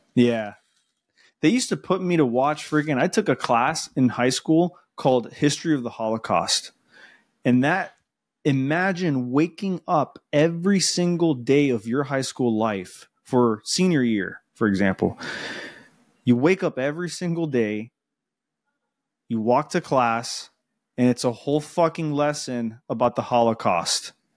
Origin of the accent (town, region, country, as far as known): Miami, Florida, United States; accent: Spanish